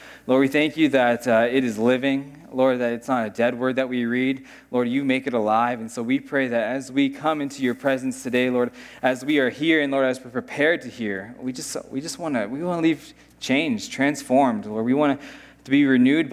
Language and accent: English; United States; I'm American